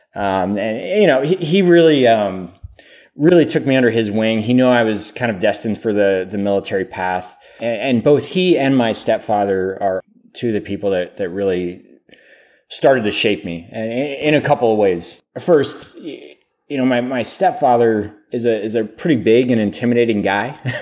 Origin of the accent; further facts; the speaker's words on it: Pennsylvania, United States; I grew up in Pennsylvania, uh, smaller town